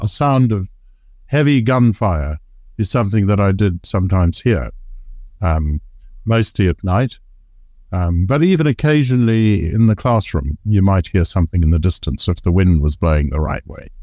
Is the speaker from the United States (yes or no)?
no; Zimbabwe; moved away; I was growing up in Zimbabwe